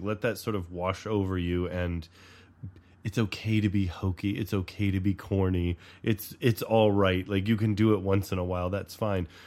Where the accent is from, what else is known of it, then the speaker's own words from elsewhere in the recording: the South, United States; moved away; I grew up in the South, too